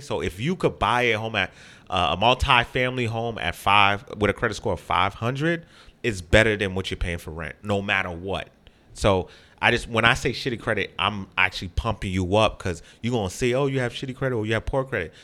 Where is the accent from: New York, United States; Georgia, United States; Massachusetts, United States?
Massachusetts, United States; Boston; I grew up in Phil's Corner